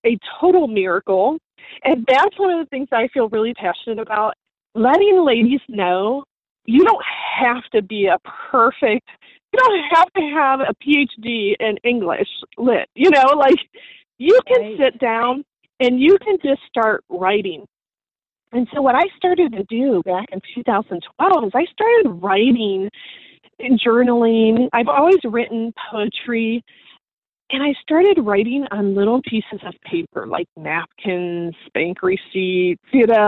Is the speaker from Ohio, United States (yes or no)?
yes; Ohio, United States; moved away as an adult; now in Clearwater, United States; I was born and raised in Ohio